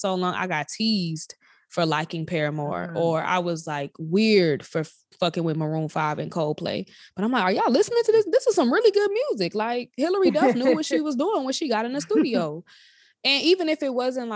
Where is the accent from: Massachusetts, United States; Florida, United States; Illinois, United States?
Illinois, United States; Chicago; moved away as an adult; also born or lived in Nashville, Tennessee, United States; now in Indianapolis, United States; I was raised there, but I was not born there